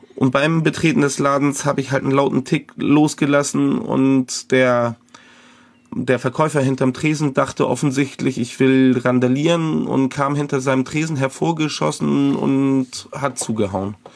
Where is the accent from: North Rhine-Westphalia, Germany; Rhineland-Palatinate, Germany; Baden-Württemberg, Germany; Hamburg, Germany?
Hamburg, Germany; ich als Jugendlicher in dem Jugendbereich einer Kirchengemeinde in Hamburg